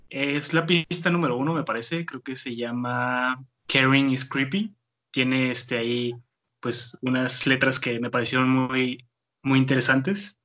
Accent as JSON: {"language": "Spanish", "town": "Tijuana", "region": "Baja California", "country": "Mexico", "tie": "born or raised there", "moved": "as an adult", "lives_now": "Monterrey, Mexico", "said": "yo soy originario de Tijuana, Entonces tengo aquí en Monterrey apenas como siete años"}